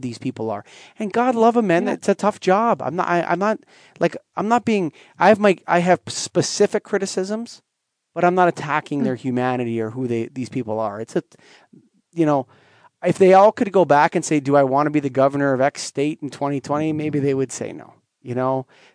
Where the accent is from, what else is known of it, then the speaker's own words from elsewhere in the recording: Canada; as a Canadian